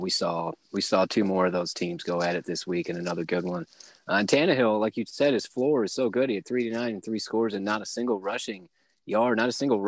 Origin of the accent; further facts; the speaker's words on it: Kalamazoo, Michigan, United States; out of Western Michigan in my hometown, Kalamazoo